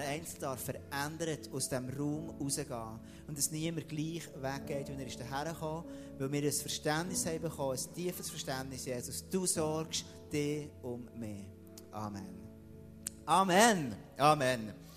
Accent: Switzerland; Dort, wo ich bin aufgewachsen im Jura, dort war es extrem dunkel gewesen

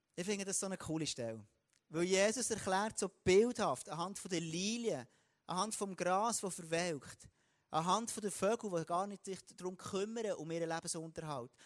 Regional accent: Switzerland; Dort, wo ich bin aufgewachsen im Jura, dort war es extrem dunkel gewesen

